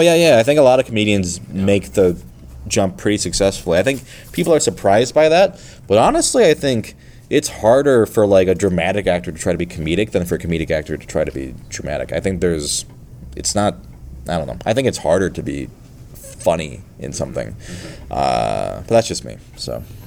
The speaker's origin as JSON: {"language": "English", "region": "Minnesota", "country": "United States", "tie": "born or raised there", "also_born_or_lived": "Michigan", "moved": "yes", "said": "I grew up in Minnesota actually as a kid."}